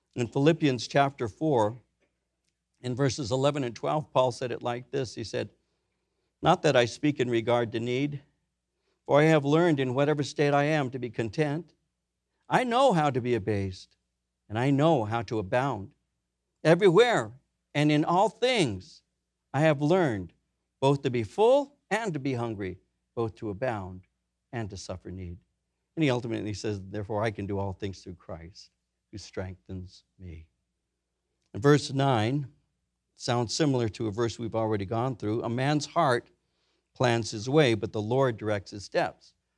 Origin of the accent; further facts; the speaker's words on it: Norwalk, California, United States; I grew up in Norwalk. The city over was downy